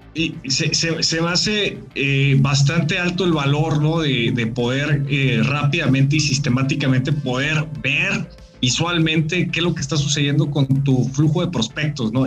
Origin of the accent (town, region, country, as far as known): Mexico